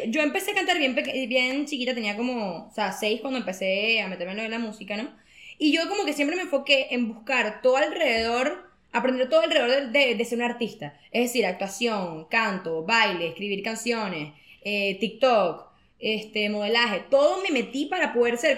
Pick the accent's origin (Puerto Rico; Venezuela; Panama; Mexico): Venezuela; Valencia, Carabobo; me lo voy a decir aquí de Venezuela.